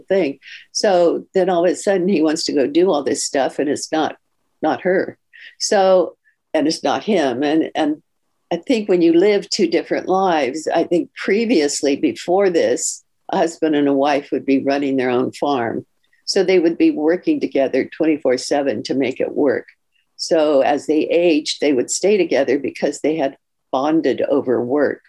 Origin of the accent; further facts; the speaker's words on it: Palo Alto, California, United States; moved away as an adult; now in Florida, United States; I was raised in a very conservative family, and I'm from Palo Alto, California